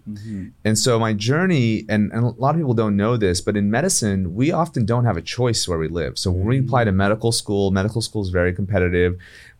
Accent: Indianapolis, Indiana, United States; now in Beverly Hills, United States; My family immigrated in the 1960s, so they came early. But I was born and raised in Indiana, of all places.

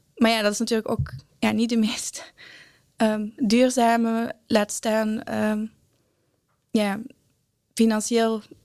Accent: Brussels, Brussels-Capital Region, Belgium; moved away as an adult; now in Breda, Netherlands; ik ben inderdaad opgegroeid in Brussel en eh, inmiddels woon ik al zes jaar in Nederland.

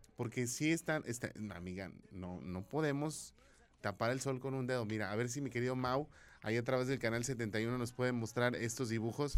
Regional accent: Mexico; como buen mexicano decimos

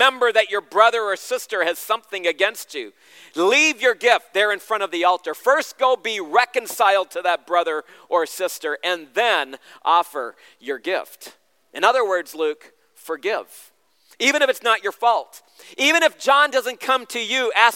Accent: Southern Ontario, Canada; moved away as an adult; also born or lived in Central America / Asia / Shipshewana, Indiana; now in Chicago, United States; I grew up in Southern Ontario, and at age 4, my parents moved me and the rest of my siblings to Central America, where we became missionaries

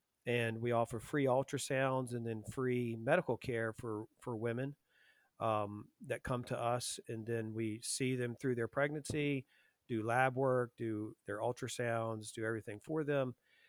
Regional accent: Lynchburg, Virginia, United States; So, I was raised in Lynchburg, Virginia. Lynchburg, Virginia is most famous for Liberty University, Jerry Falwell. So that's where most people have heard of it. Very, church-going town, very Christian town. I was raised Presbyterian in a very pro-life church.

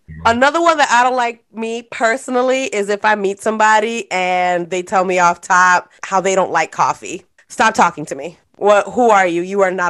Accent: New York City, New York, United States; I'm a Brooklyn girl

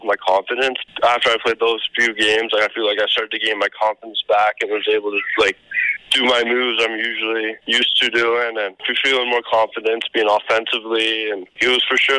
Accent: Kelowna, British Columbia, Canada; also born or lived in Swift Current; Kelowna's my hometown

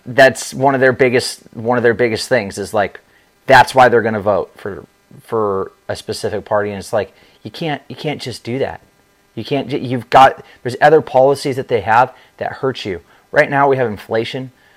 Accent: Southern California, United States; now in Florida, United States; I'm from Southern California, and San Diego

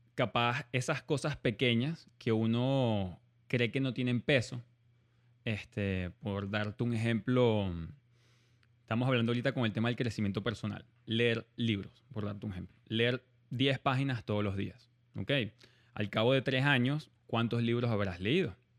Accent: Venezuela; moved away; also born or lived in Germany; yo en verdad nací en Alemania siendo venezolano

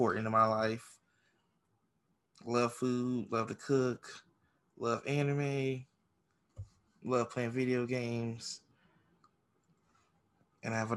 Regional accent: Ohio, United States; moved away as an adult; now in North Carolina, United States; I'm originally from Ohio

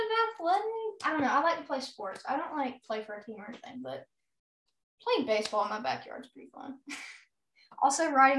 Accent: the South, United States; accent: Southern; Yeah, we are from the South. Like, we don't just randomly have a Southern.

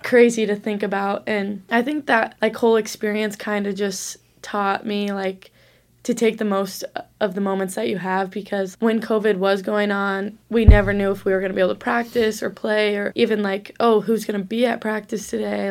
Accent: Omaha, Nebraska, United States; moved away as an adult; now in Sioux Falls, United States; I'm from Omaha

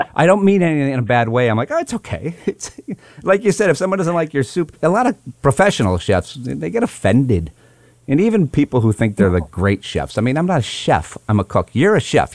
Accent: Hatfield, Massachusetts, United States; moved away; I'm actually back home today and my hometown of Hatfield, Massachusetts, which is considered the asparagus capital of the world

